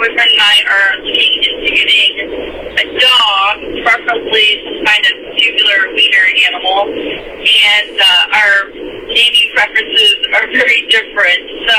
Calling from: Tucson, Arizona, United States; I'm calling from Tucson, Arizona

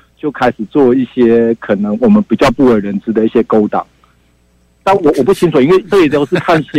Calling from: Taichung, Taiwan; 呃，辉文哥你好，我是台中的

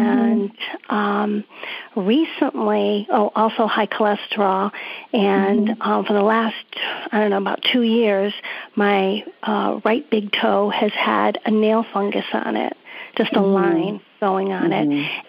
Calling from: Old Saybrook, Connecticut, United States; I'm from Old Saber, Connecticut.

